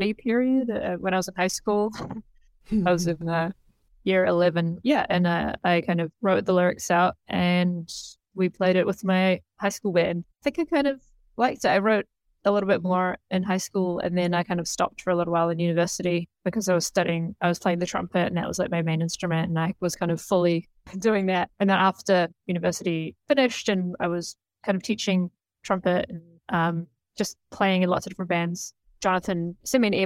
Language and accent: English; New Zealand; born or raised there